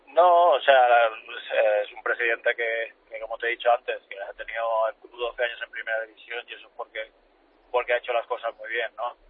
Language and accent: Spanish; Alcoy, Valencian Community, Spain; moved away; yo soy de Alcoy, es, de donde he salido